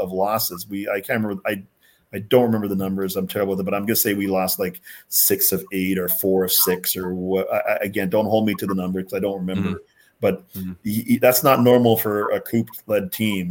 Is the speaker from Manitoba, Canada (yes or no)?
yes; Winnipeg, Manitoba, Canada; moved away; also born or lived in Jamaica / North Dakota; We were in Winnipeg, I consider myself my hometown. Again, I wasn't born there, but it was my hometown.